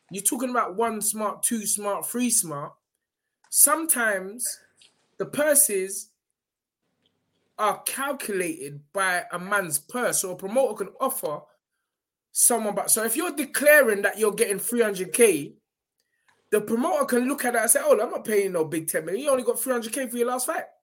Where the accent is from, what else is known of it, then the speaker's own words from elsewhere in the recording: Nigeria; Some Uber money, because you know I'm Nigerian as well.